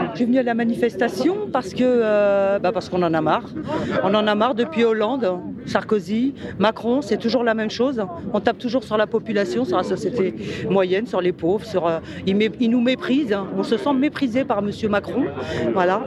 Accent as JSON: {"language": "French", "country": "France", "said": "on est peut-être des Français"}